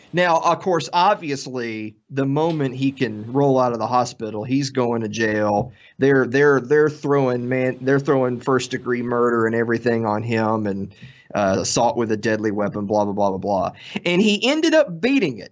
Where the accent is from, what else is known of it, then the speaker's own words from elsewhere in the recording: Tennessee, United States; I'm from Tennessee